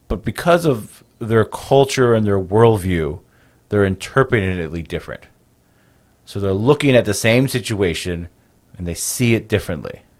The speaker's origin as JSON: {"language": "English", "country": "United States", "tie": "born or raised there", "said": "born and raised on the Navajo Nation, which is the largest Native American tribe in the United States"}